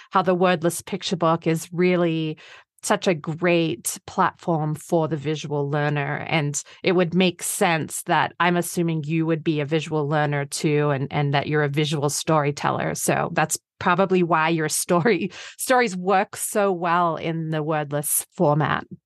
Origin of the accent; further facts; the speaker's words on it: Australia; I'm Australian